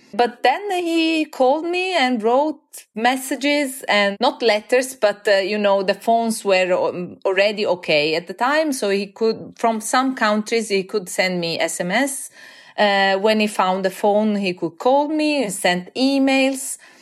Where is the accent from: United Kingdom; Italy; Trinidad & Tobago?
Italy; Florence, Tuscany; moved away as an adult; also born or lived in Norway; now in Oslo, Norway; I'm from Florence.